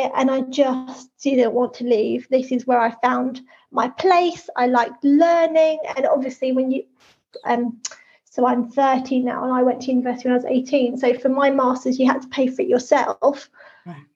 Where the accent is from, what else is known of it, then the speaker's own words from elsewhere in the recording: Hastings, South East England, United Kingdom; I grew up in Hastings and I grew up in a town that was full of poverty